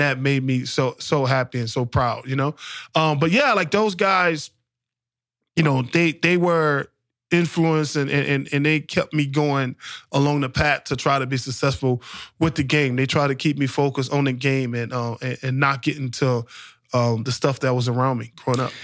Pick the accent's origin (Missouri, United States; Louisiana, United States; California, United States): Louisiana, United States; New Orleans; growing up in the projects, growing up in New Orleans in, in the nineties